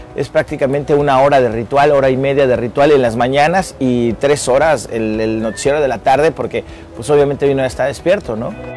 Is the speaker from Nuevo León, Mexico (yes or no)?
no; Mexico City, Mexico; now in Cancún, Mexico; soy originario de la Ciudad de México, pariente de todo el mundo y orgullosamente cancunense y dignamente quintanarroense